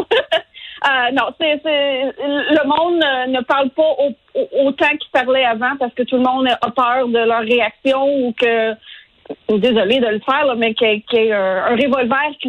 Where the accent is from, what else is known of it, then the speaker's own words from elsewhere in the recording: Canada; now in United States; Puis moi, d'un côté, j'en suis une immigrante. Euh, je suis venue aux États-Unis du Canada.